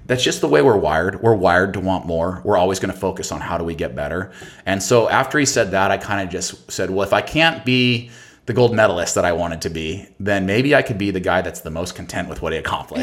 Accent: Boise, Idaho, United States; moved away; also born or lived in Seattle; I come from Boise, Idaho. I come from like a pretty rural, hum not humble, but like simple background

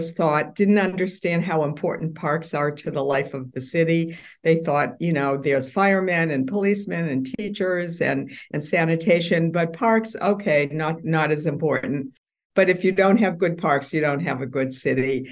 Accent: Massachusetts, United States; moved away as an adult; now in New York City, United States; I'm from Massachusetts, but my parents are from Brooklyn, and all the relatives lived here, not there.

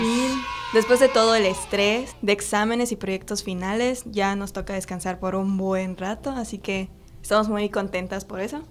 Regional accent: Ticul, Yucatán, Mexico; moved away; mi pueblo mágico Ticul

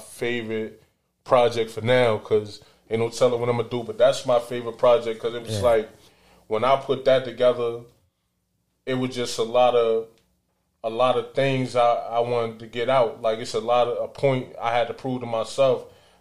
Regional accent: New York City, New York, United States; also born or lived in Newport News, Virginia; I was born in Virginia, Bad News, Virginia. Became a man in Bed-Stuy, Brooklyn.

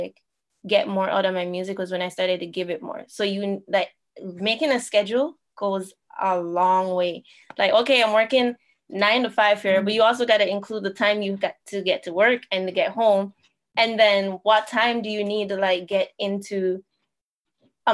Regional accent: Jamaica; moved away as an adult; also born or lived in Toronto; now in Niagara region, Canada; I was born and raised in Jamaica

